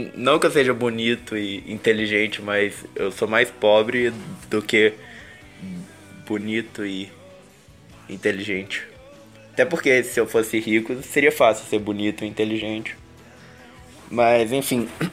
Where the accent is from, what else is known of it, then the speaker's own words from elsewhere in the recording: Minas Gerais, Brazil; eu sou de Minas